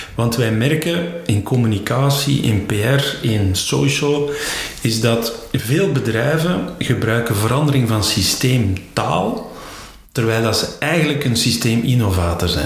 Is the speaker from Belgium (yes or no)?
yes; Flanders, Belgium; bij ons in Vlaanderen